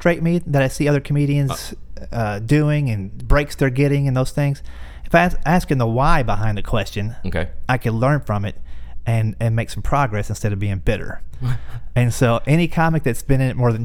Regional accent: Versailles, Kentucky, United States; moved away; I grew up in Lexington, Kentucky area, Versailles

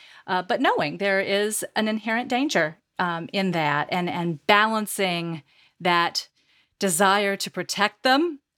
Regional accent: United States; also born or lived in Texas / North Carolina; now in New Jersey, United States; I grew up in Texas and North Carolina. I was the only Jew in class

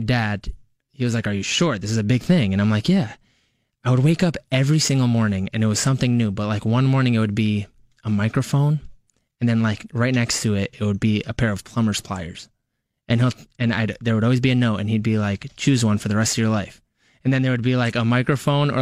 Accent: Westchester, New York, United States; I'm born and raised in Westchester

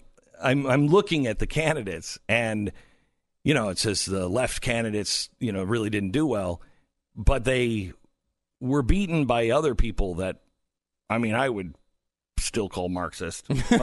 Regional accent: Seattle, Washington, United States; Amazon got into the race of Seattle City Council. Do you follow this at all, Stu? It's because it's my hometown-ish.

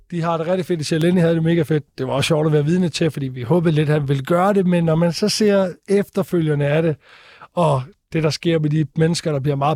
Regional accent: Stige, Southern Denmark, Denmark; Jeg kommer fra Odense af, eller Stige, som er en forstad til Odense.

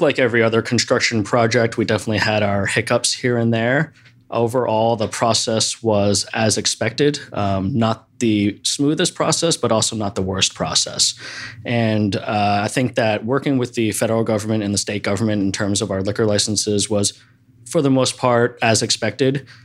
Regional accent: East Coast, United States; now in Seattle, United States; I grew up on the East Coast

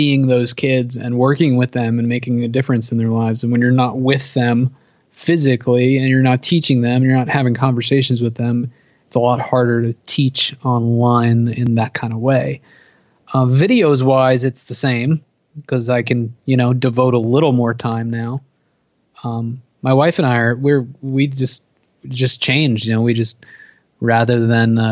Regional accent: New Jersey, United States; I'm from New Jersey, East Coast. I'm like half hour away from New York City.

